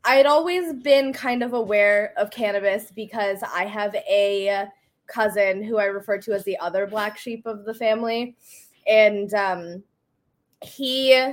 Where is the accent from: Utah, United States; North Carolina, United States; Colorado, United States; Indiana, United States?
Indiana, United States; also born or lived in Ohio; I grew up in the Midwest. I grew up in Indiana